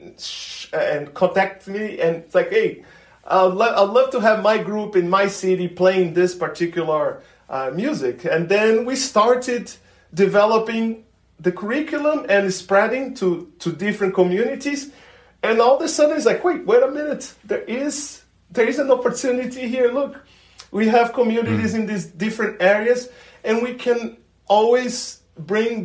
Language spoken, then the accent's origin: English; Brazil; moved away as an adult; now in United States; my hometown